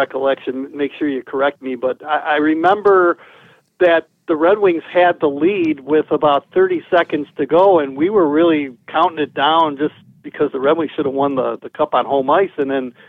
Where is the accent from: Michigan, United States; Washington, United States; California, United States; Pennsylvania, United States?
Michigan, United States; Detroit; I grew up in Detroit. I'm a native Detroiter